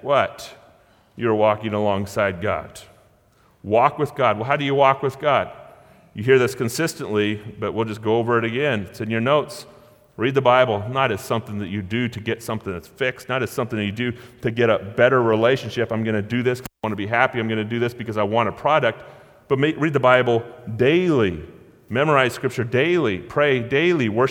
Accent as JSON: {"language": "English", "town": "Gold Beach", "region": "Oregon", "country": "United States", "tie": "born or raised there", "said": "Born and raised in Gold Beach, Oregon"}